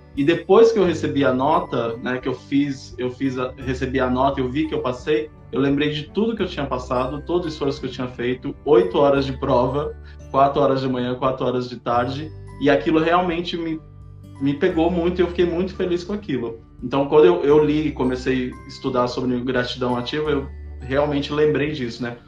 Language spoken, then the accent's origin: Portuguese; São Paulo, Brazil; sou de São Paulo, capital